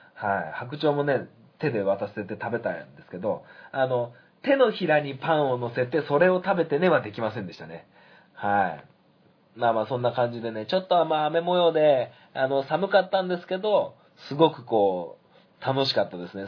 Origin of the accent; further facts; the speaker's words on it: Sanjo, Niigata, Japan; 新潟県三条市という町に生まれて